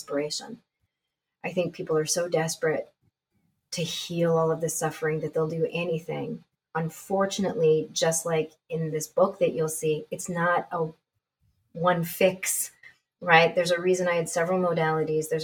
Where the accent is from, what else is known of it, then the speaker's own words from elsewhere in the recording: Canada; I'm Canadian